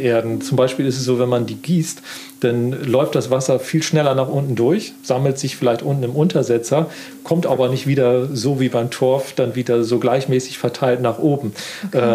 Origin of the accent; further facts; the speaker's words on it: Wiesmoor, Lower Saxony, Germany; now in Offenburg, Germany; Ich bin ja in Ostfriesland groß geworden und da ist natürlich, es äh, gibt dort viel Moor. Also mein Heimatstädtchen heißt auch Wiesmoor